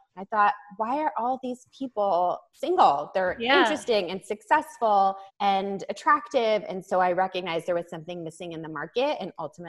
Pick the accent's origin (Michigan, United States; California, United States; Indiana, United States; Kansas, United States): California, United States; Los Angeles; I am from Los Angeles